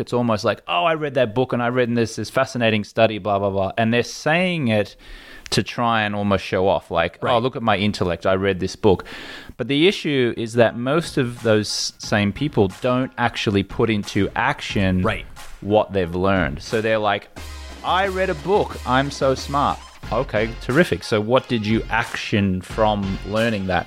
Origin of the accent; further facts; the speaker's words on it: Australia; moved away; as an Australian in this country